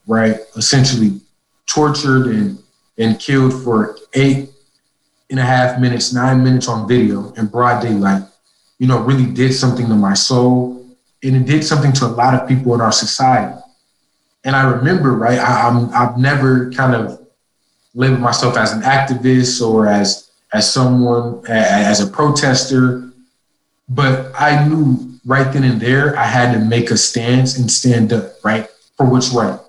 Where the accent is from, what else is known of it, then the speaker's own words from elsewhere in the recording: Minneapolis, Minnesota, United States; moved away as an adult; also born or lived in Ithaca, New York; I'm originally from Minneapolis, Minnesota. I was home at that time from Cornell